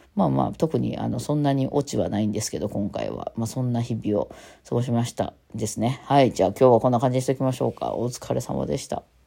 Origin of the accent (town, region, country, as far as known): Osaka, Japan; accent: Osaka dialect